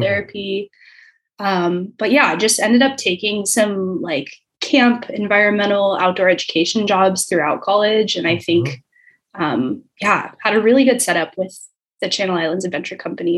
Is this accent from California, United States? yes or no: yes; El Dorado Hills, California, United States; moved away as an adult; now in San Luis Obispo, United States; I am from a small town in Northern California, right between Sacramento and South Lake Tahoe. So it's technically El Dorado Hills